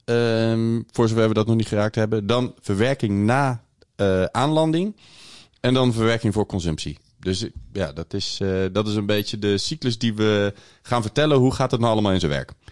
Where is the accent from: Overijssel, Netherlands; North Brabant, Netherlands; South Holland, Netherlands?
South Holland, Netherlands; The Hague; ik kom uit Den Haag